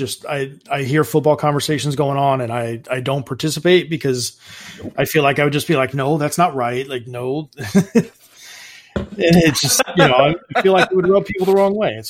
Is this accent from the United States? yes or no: yes; Indianapolis, Indiana, United States; growing up in Indianapolis